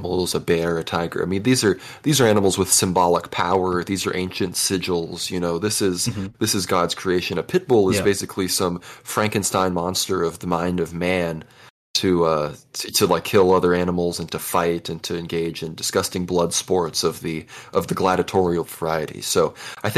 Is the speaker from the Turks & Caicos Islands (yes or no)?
yes; Turks & Caicos Islands; moved away; I grew up in the Turks and Caicos Islands in the Caribbean